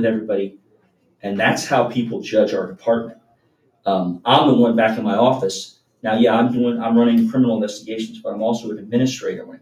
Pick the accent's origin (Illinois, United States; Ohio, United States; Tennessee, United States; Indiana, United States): Ohio, United States; Norwood; I grew up in Norwood.